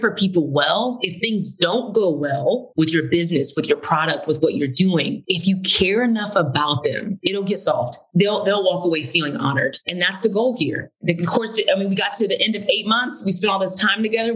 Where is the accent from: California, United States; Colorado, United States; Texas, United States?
Texas, United States; Houston; now in Atlanta, United States; I grew up in Houston, Texas, super diverse city